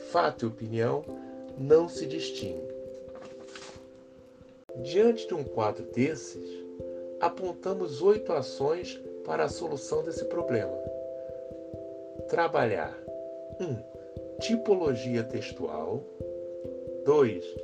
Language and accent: Portuguese; Rio de Janeiro, Brazil; sou carioca, tenho 57 anos e estudei português e literaturas na UFRJ